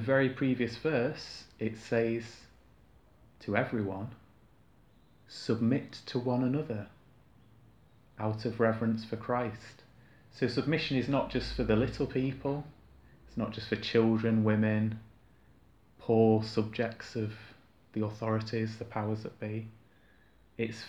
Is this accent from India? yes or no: no; United Kingdom; us as British people culturally